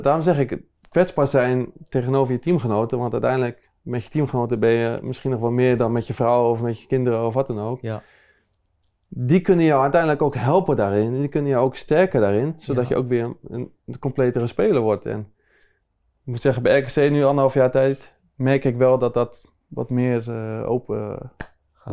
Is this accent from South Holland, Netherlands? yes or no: yes; Rotterdam, South Holland, Netherlands; ik kom uit Rotterdam, dus eh, dan groei je gewoon op met, met Feyenoord